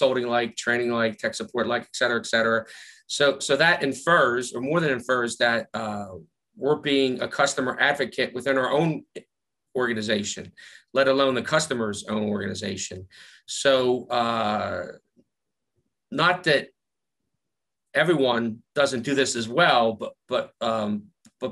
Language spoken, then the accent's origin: English; Philadelphia, Pennsylvania, United States; accent: Philly; my Philly accent